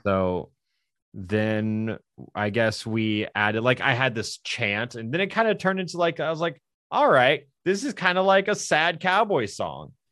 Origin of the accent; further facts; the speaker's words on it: the South, United States; I'm from the South